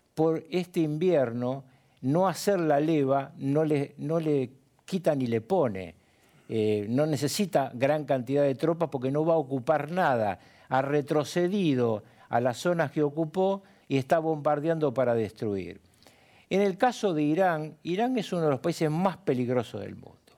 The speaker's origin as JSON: {"language": "Spanish", "country": "Argentina", "said": "en mi país, en la República Argentina"}